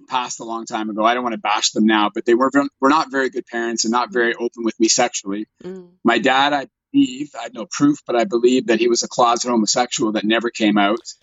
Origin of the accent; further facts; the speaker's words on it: Canada; I'm a Caucasian, born and raised in Canada. I live in Toronto